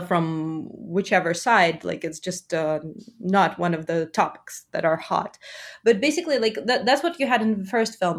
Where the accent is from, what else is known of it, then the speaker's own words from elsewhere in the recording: Russia; I'm from Russia, but I'm, uh, of complex ancestry, so I'm, like, I'm Jewish as well